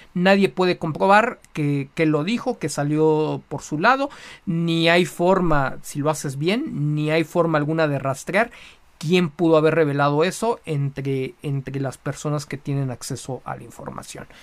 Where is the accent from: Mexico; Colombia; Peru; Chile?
Mexico; como buenos mexicanos